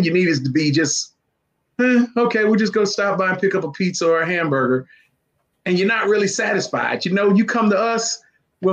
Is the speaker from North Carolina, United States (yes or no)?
yes; Shelby, North Carolina, United States; also born or lived in Florida; growing up in Shelby, North Carolina, just a little country boy